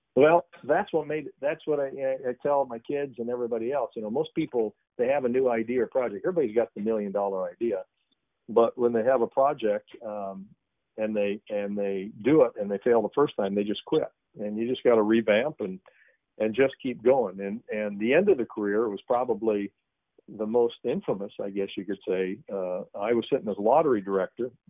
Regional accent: Cooper, Iowa, United States; I I grew up in Cooper on a farm, and then went to school at a at a college here in the in the state of Iowa

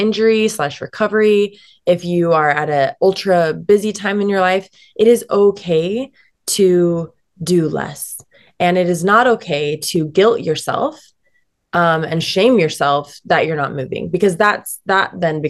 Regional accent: Salt Lake City, Utah, United States; I'm born and raised in Salt Lake City, Utah. And, it's home

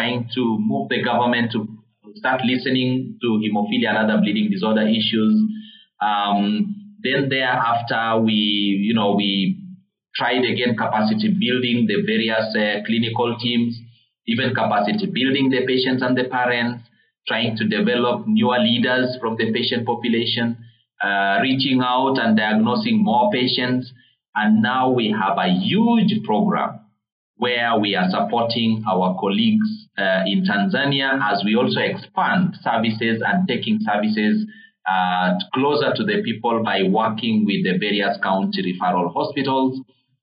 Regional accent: Uganda; now in Kenya; I grew up in Uganda. I know how Uganda is

